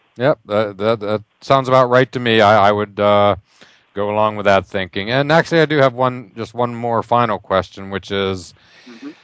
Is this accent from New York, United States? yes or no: no; Pittsburgh, Pennsylvania, United States; growing up in Pittsburgh, uh, following the Steelers since I was a kid